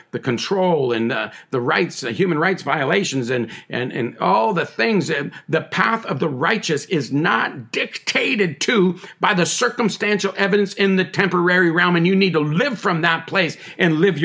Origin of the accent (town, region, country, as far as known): Canada